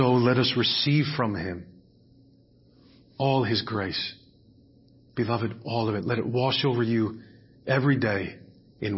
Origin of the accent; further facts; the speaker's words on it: United States; I'm an American.